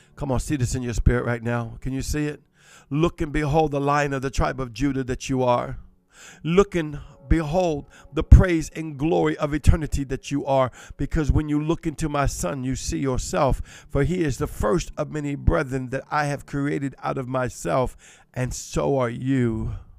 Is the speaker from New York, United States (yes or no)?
no; Cajun, Louisiana, United States; accent: Cajun; I'm Cajun